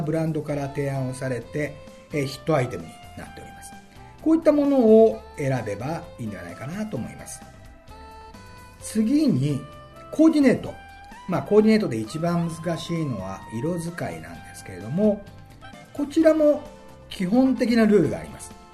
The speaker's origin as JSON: {"language": "Japanese", "region": "Okayama", "country": "Japan", "tie": "born or raised there", "moved": "as an adult", "lives_now": "Tokyo, Japan", "said": "私岡山出身でございます中学校は三沢山中学校高校は岡山旭高校"}